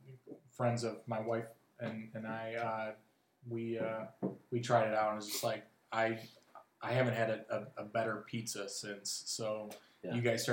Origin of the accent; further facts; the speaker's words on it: Cleveland, Ohio, United States; moved away as an adult; now in Jacksonville, United States; I'm originally from Cleveland